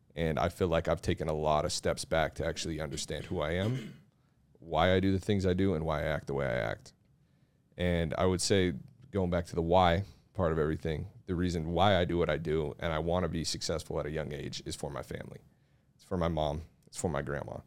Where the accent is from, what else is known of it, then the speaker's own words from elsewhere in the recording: Mill Creek, United States; I'm from here